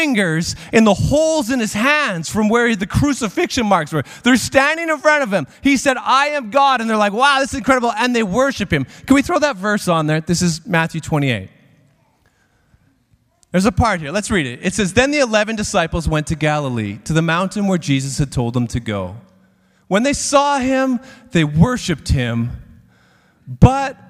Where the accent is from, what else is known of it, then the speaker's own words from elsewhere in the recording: Regina, Saskatchewan, Canada; I grew up in Regina